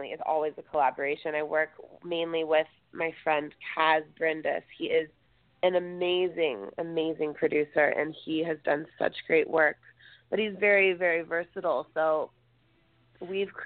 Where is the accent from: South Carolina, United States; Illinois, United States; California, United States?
California, United States; outside of LA near Malibu, Southern; I grew up in Southern California, like outside of LA and near Malibu